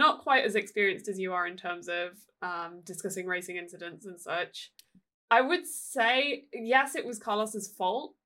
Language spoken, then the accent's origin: English; United Kingdom; I'm British